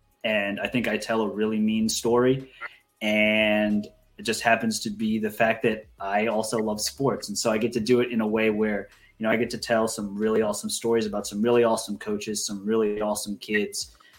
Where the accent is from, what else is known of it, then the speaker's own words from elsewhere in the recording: South Florida, United States; moved away as an adult; also born or lived in Miami; now in Maryville, United States; growing up in South Florida.